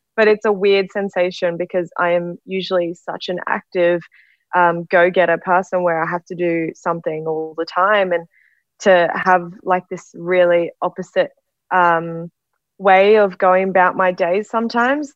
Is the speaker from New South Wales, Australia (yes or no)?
no; Brisbane, Queensland, Australia; now in Sydney, Australia; I'm actually from Brisbane, but I've been stuck in Sydney for COVID nineteen